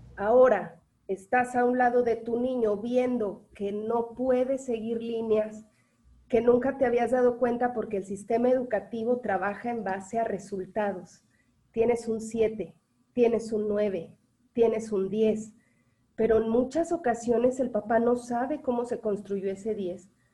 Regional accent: Mexico; porque somos mexicanos

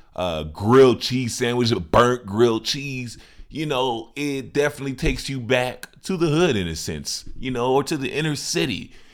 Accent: Chicago, Illinois, United States; my hometown, Chicago

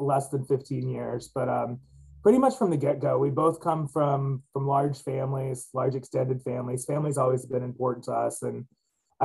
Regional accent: Virginia, United States; moved away as an adult; also born or lived in New York City / Idaho; now in Pennsylvania, United States; I grew up in Virginia

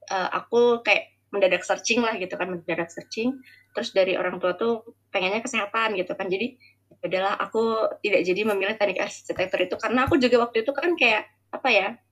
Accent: Balikpapan, East Kalimantan, Indonesia; moved away as an adult; also born or lived in Jember; now in Balikpapan, Indonesia; aku mau SD itu pindah ke Balikpapan akhirnya sampai SMA di Balikpapan

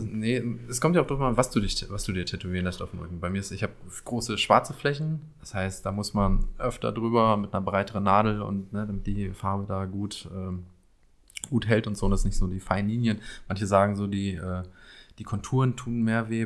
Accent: Paderborn, North Rhine-Westphalia, Germany; accent: East Westphalian; now in Berlin, Germany; wir in Paderborn sprechen keinen Dialekt oder sonst was

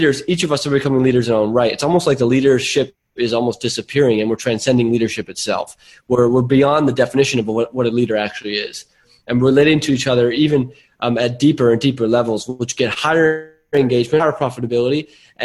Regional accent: Silicon Valley, California, United States; now in Byron Bay, Australia; I grew up in Silicon Valley, so this is in my blood.

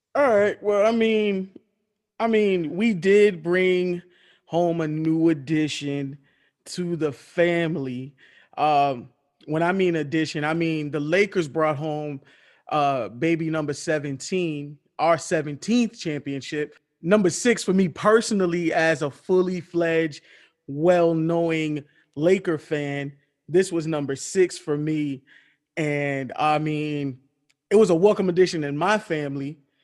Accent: Miami, Florida, United States; my hometown team, the Miami Heat

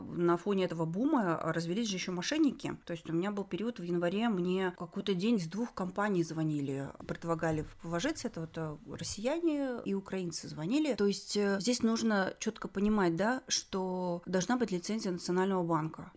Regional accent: Semey, Abai Region, Kazakhstan; moved away; я из Семпатинска

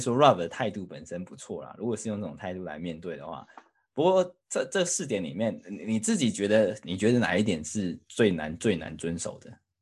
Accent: Taiwan; now in United Kingdom; 我们台湾人

